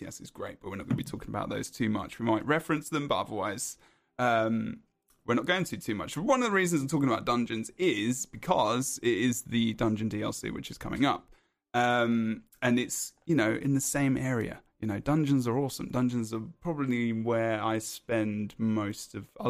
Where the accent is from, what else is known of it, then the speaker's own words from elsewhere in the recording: London, United Kingdom; now in United States; I'm from London